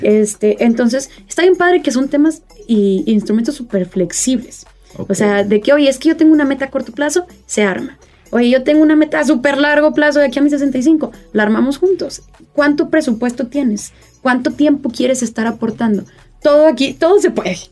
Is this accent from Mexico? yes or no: yes; Mexico; somos el futuro de México